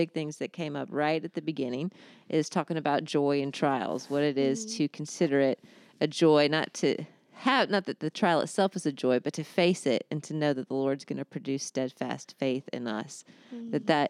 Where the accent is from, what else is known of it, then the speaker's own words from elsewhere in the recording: Upland, Indiana, United States; I come from Indiana too. So I'm Upland, Indiana, a little bit south of Gary, Indiana.